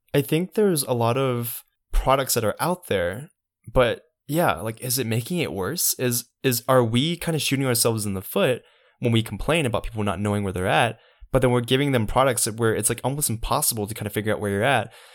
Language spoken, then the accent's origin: English; Savannah, Georgia, United States; I'm from Savannah